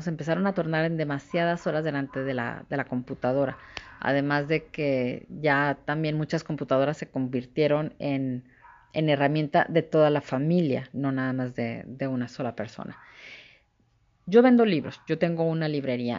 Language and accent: Spanish; Torreón, Coahuila, Mexico; yo soy de Torreón, pues estoy en la comarca lagunera.